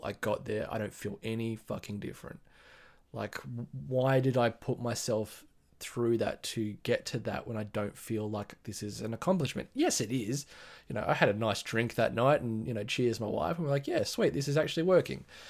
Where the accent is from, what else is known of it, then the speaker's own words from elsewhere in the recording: Sydney, New South Wales, Australia; I'm from Sydney, Australia, in the Blue Mountains, west of Sydney.